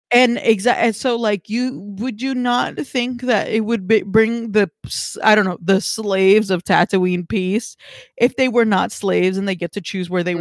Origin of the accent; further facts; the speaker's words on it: California, United States; I think more locally as like a Californian